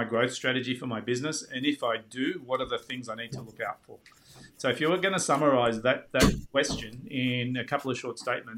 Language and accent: English; Australia